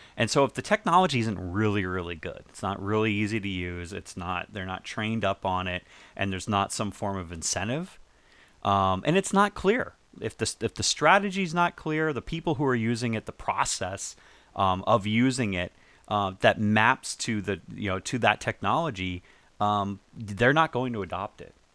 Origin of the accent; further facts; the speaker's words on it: New England, United States; moved away; also born or lived in Northport, Long Island, New York / Maine; I lived in, I lived there, I grew up in New England